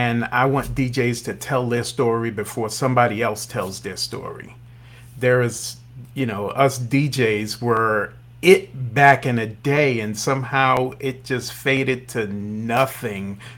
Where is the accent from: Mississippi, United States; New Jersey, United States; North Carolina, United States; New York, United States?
New York, United States; New York City; I'm from New York, in the Bronx, where hip hop was born